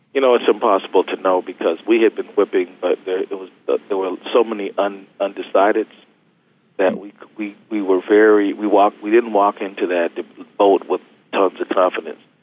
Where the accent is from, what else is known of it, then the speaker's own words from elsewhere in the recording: Minnesota, United States; we're Minnesotans